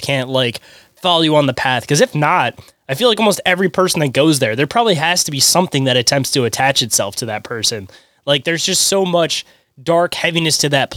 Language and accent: English; United States; being an American